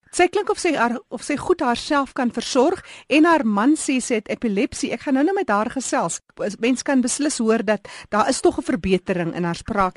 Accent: Steinkopf, Northern Cape, South Africa; moved away; Ek is oorspronklik van Steenkop

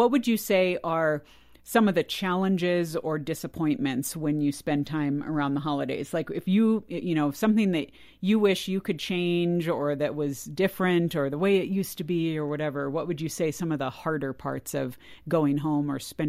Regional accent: California, United States; I grew up in California as well. And most of my family was in the Midwest or the East Coast, the extended family.

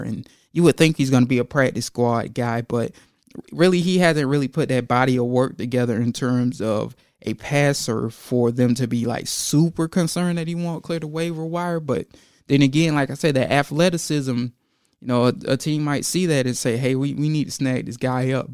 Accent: Georgia, United States; I'm from Georgia

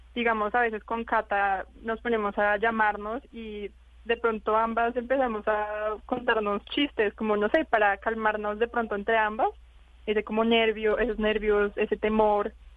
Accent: Colombia; now in Wuhan, China

